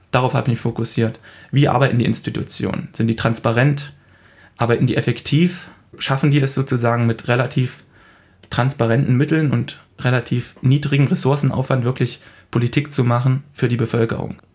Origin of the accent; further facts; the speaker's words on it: Germany; bei uns in Deutschland